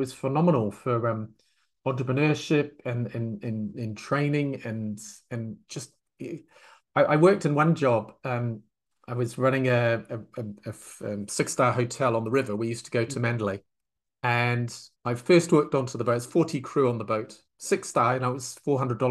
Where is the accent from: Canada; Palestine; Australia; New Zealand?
New Zealand; moved away as an adult; also born or lived in France / California / Florida / Myanmar; now in England; I'm from New Zealand